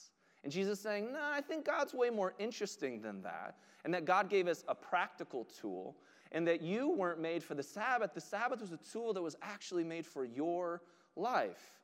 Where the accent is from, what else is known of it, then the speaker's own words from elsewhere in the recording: United States; we are Western American Christians